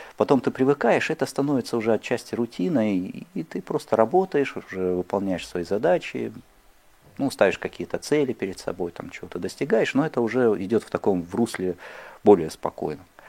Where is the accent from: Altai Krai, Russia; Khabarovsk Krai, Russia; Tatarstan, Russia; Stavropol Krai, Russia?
Khabarovsk Krai, Russia; Khabarovsk; moved away; я родился и вырос на Дальнем Востоке, в городе Хабаровске